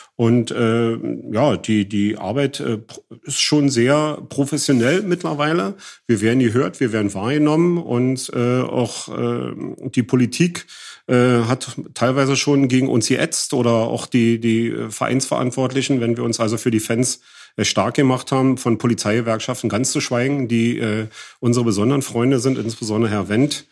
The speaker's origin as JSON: {"language": "German", "region": "East Germany", "country": "Germany", "said": "dass ich auch noch aus dem Osten bin"}